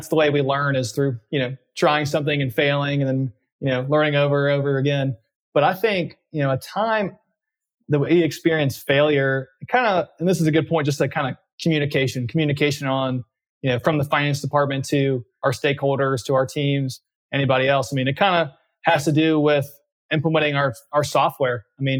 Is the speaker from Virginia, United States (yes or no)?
no; Dallas, Texas, United States; I said I grew up in Dallas, Texas mostly, but that's probably not the full truth. I've actually moved quite around a lot of the United States early in my life.